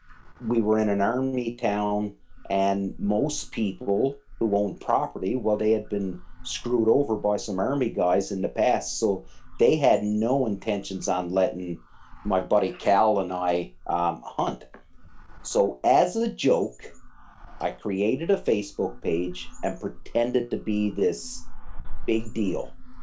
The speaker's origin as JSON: {"language": "English", "region": "Newfoundland and Labrador", "country": "Canada", "tie": "born or raised there", "moved": "yes", "said": "When I left Newfoundland and I joined the military, well, there was no time for"}